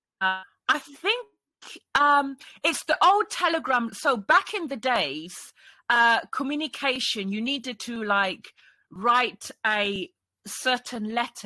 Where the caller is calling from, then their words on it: Cambridge, East of England, United Kingdom; I'm streaming from Cambridge, UK.